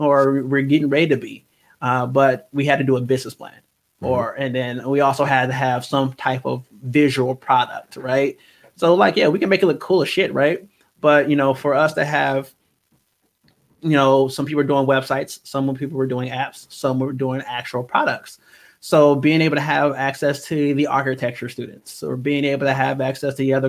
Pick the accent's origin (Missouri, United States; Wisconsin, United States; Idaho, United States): Wisconsin, United States; Milwaukee; I am from Milwaukee, Wisconsin, born and raised.